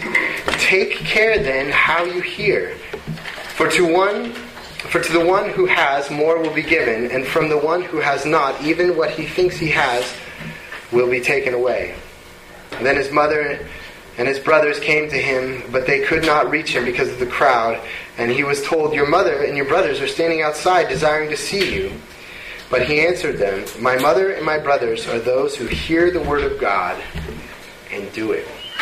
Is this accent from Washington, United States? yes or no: yes; Bellevue, Washington, United States; We grew up in Bellevue.